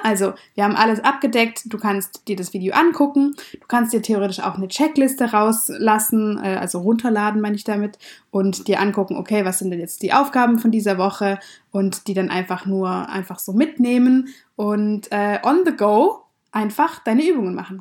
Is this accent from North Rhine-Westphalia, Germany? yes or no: no; Swabia, Baden-Württemberg, Germany; wir kommen beide aus dem Schwaberländle